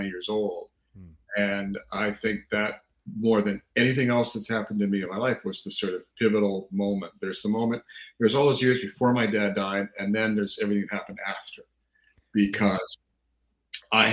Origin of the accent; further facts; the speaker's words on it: Canada; I am Canadian. I've lived in Canada since I was 3 years old